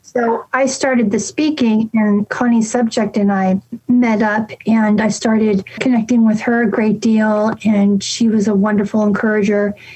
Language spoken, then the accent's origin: English; San Francisco, California, United States; moved away; I'm from San Francisco